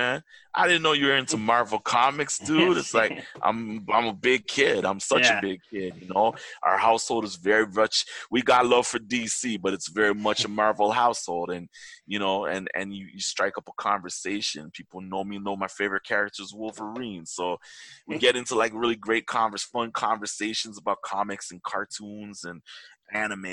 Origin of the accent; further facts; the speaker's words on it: Toronto, Ontario, Canada; I'm a Toronto-born boy. Very proud. I'm a very proud man being from Toronto. I love my hometown.